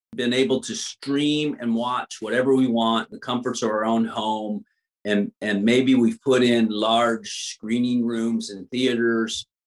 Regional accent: Louisiana, United States; also born or lived in Texas; now in Los Angeles, United States; I'm from Louisiana, but I lived in Texas all the all, all my mm-hmm. years prior to coming to Los Angeles

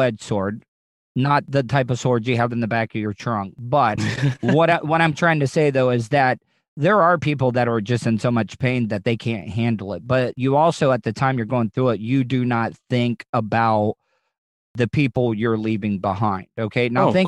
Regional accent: United States; us as Americans

